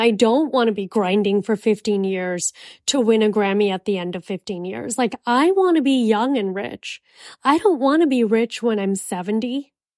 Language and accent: English; Miami, Florida, United States; I'm from Miami